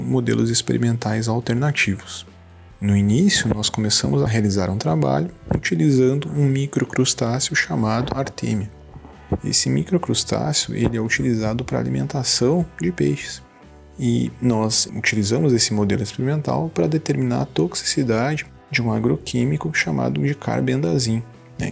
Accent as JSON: {"language": "Portuguese", "town": "Santa Maria", "region": "Rio Grande do Sul", "country": "Brazil", "tie": "born or raised there", "moved": "as an adult", "lives_now": "Santo Ângelo, Brazil", "said": "Sou natural de Santa Maria"}